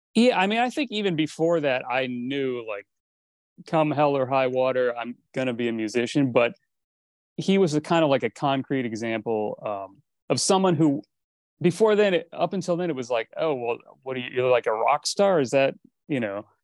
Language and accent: English; East Coast, United States; moved away as an adult; also born or lived in Miami; now in Los Angeles, United States; growing up on the East Coast